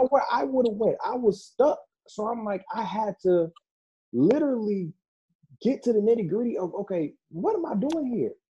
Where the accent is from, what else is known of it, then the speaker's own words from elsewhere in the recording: Detroit, Michigan, United States; also born or lived in Orlando, Florida; now in Grand Rapids, United States; I was born in Orlando, raised in Detroit